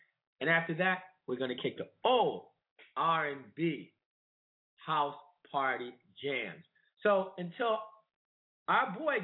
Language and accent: English; Alexandria, Virginia, United States; we grew up in Alexandria, Virginia